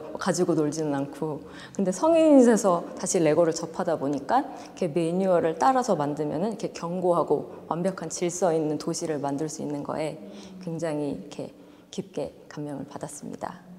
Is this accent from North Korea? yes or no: no; United States; born there; also born or lived in Seoul; 아무래도 미국에서 태어나고 해외 생활을 오래 하다 보니까 저의 집은 어딘가 계속 생각을 했던 것 같아요. 그래서 요번 고민을 해보니까 아 서울이 아무래도 나의 뿌리다